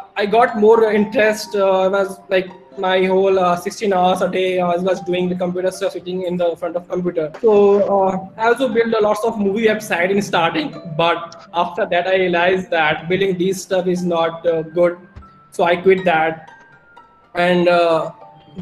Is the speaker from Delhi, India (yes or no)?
no; Uttar Pradesh, India; English is a second language; I'm from India, and in India, in UP.